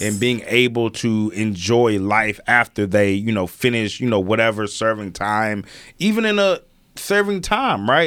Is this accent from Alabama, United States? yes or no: yes; Alabama, United States; I'm from Alabama